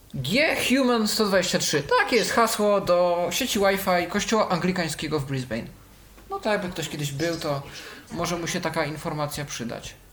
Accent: Poland; Polska, tu jest pokazane skąd jestem

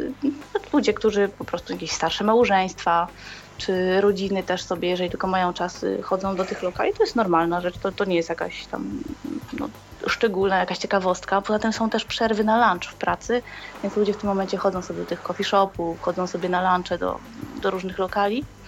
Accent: Łódź, Łódź Voivodeship, Poland; moved away as an adult; now in Northern Ireland, United Kingdom; jestem z Polski, z Łodzi

